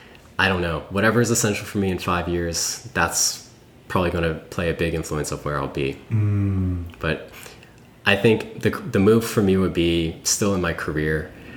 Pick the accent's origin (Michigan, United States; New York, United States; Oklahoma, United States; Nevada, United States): New York, United States; born there; I grew up in, well, I was born in New York, but I want to move to the city and maybe experience Manhattan or Brooklyn